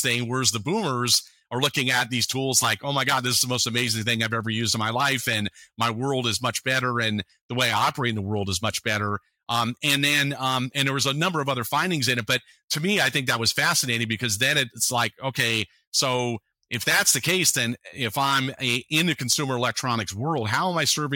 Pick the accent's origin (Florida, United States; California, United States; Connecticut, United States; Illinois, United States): California, United States; San Francisco Bay Area; I grew up in the San Francisco Bay Area